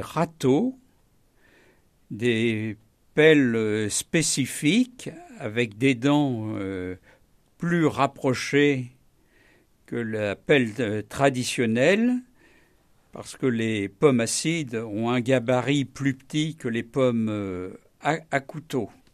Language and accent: French; Normandy, France; en tant que bon Normand